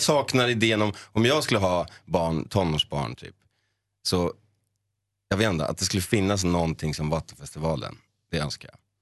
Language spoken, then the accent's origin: Swedish; Sundbyberg, Stockholm County, Sweden; jag är från Sundbyberg och då finns det ett område som heter Hallonbergen. Hängde runt där med min bästa vän